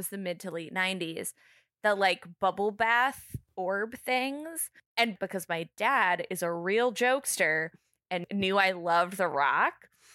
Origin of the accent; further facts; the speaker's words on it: Bay Area, California, United States; I grew up around the Bay Area